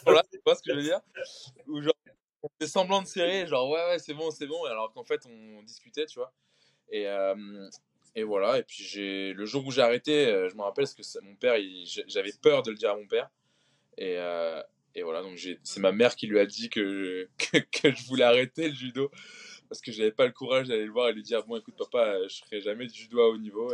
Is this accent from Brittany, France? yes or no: yes; Concarneau, Brittany, France; moved away as an adult; also born or lived in Marseille; je suis breton. Et euh, je suis breton, donc je suis de Concarneau dans le Finistère